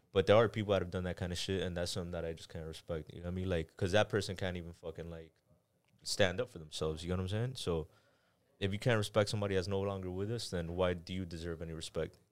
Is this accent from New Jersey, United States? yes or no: no; Miami, Florida, United States; also born or lived in Panama / Kendall; Miami, I was here for a couple months, went to Panama. And then I grew up in Panama. I'm gonna say I was there for maybe, like, three years, came out here two years, went back to Panama three years, came back out here till now